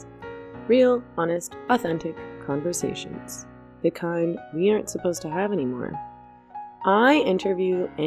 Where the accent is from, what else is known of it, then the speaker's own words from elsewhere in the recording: Canada; I'm Canadian